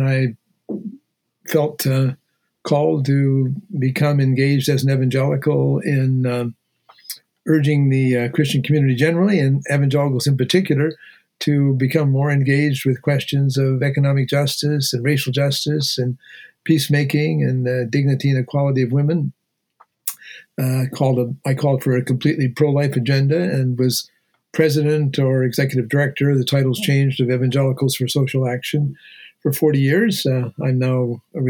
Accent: Ontario, Canada; moved away; I'm a farm boy from Ontario, Canada

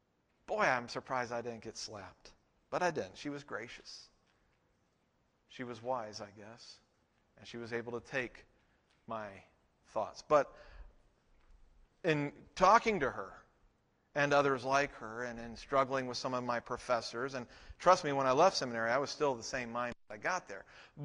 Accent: Texas, United States; When I went to seminary, I came from Texas to Colorado, and as far as I knew, in all the churches I'd been in, women couldn't be pastors.

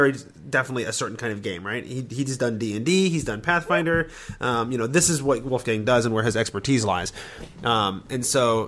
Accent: United States; I'm American

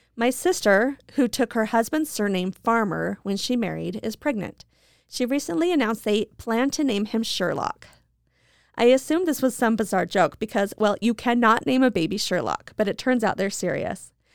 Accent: Idaho, United States; I'm from Idaho

